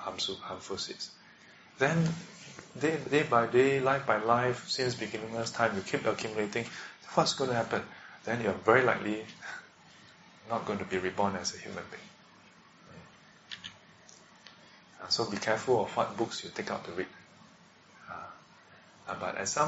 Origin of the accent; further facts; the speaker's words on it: Singapore; we are born as a Singaporean